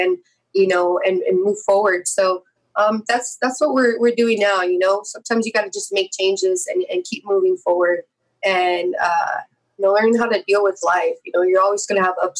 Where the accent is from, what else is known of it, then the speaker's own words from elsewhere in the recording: San Jose, California, United States; my hometown where I was born and raised, in San Jose